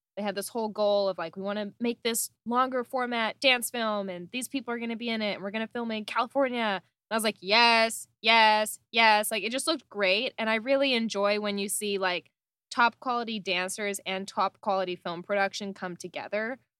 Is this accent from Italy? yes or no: no; Canada; I'm Canadian